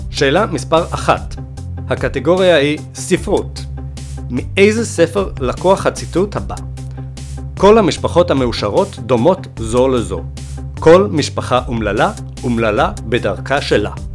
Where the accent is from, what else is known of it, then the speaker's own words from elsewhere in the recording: Sweden; נולדתי בשוודיה